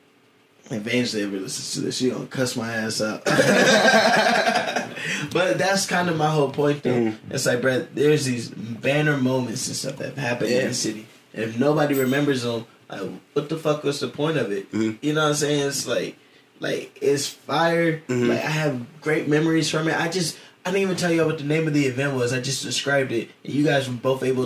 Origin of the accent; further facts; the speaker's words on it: Columbus, Ohio, United States; I'm a boy from Columbus